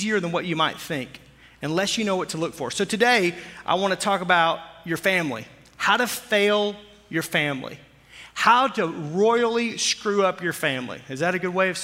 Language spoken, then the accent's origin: English; Arkansas, United States; I grew up in Arkansas.